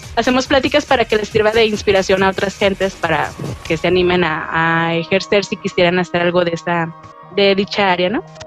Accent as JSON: {"language": "Spanish", "town": "León", "region": "Guanajuato", "country": "Mexico", "said": "soy de León, Guanajuato, México"}